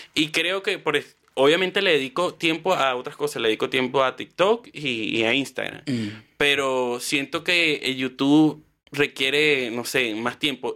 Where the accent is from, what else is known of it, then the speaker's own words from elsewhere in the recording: Valle de la Pascua, Guárico, Venezuela; moved away as an adult; also born or lived in Caracas / Puerto La Cruz; now in Chile; soy de Guárico. Yo, bueno, te voy a decir, yo nací en Caracas, pero como a los, no sé, mi mamá me dice como a los tres días me fui para Vallela, me llevaron para Vallela Pascua, que es en Guárico